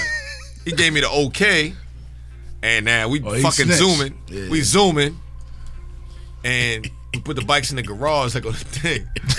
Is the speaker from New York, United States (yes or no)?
yes; New York City, New York, United States; born or raised there; also born or lived in Bronx, New York / Brooklyn, New York / Roosevelt, New York / Uniondale, New York